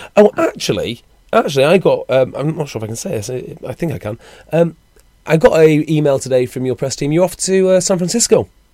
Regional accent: Wales, United Kingdom; I'm a Welshman

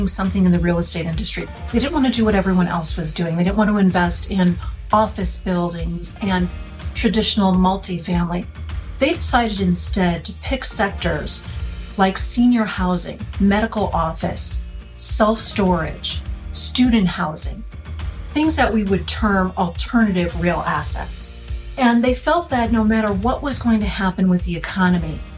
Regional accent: Chicago, Illinois, United States; I am originally from the Chicago area. That's where I grew up and have never really left

